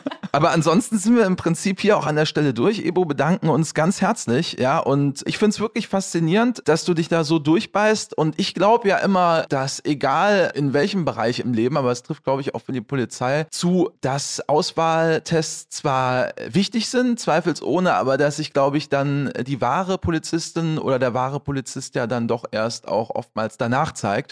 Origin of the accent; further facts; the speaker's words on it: Waldbröl, North Rhine-Westphalia, Germany; also born or lived in Morsbach; ich bin ganz in der Nähe geboren